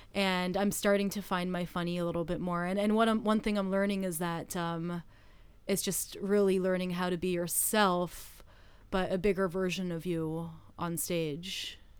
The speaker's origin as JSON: {"language": "English", "country": "Canada", "moved": "yes", "said": "I am from Canada"}